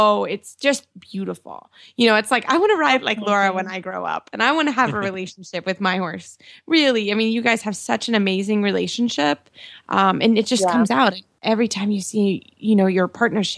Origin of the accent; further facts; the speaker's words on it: the South, United States; I'm from the South